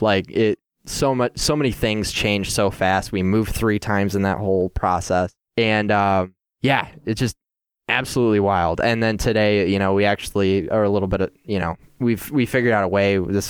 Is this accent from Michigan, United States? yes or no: yes; Gaylord, Michigan, United States; Chloe and I are both from Northern Michigan. I grew up in Gaylord.